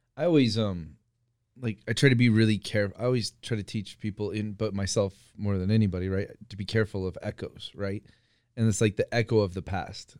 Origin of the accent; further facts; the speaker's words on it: Iowa, United States; moved away; also born or lived in California; growing up in Iowa